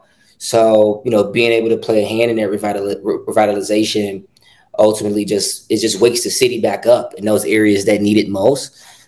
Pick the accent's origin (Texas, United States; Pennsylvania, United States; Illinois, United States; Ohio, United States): Illinois, United States; Chicago; I've grown up in Chicago my entire life. I'm born and raised south side Chicago, grew up on the far south side, very small community known as Roseland, and then ended up transitioning into Hyde Park, which is also south side Chicago, near University of Chicago